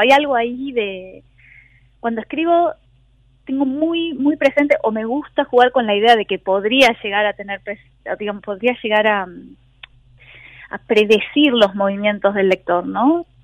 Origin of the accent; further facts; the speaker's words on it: Argentina; now in Berlin, Germany; como argentina yo vengo de una tradición